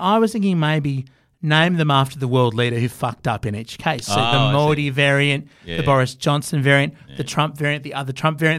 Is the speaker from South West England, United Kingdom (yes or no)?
no; Scotland, United Kingdom; I mean, I'm Scottish.